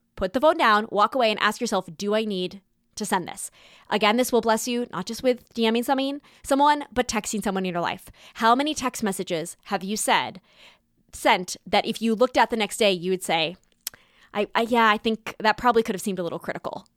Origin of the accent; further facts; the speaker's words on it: California, United States; now in New York, United States; growing up in California and now living in New York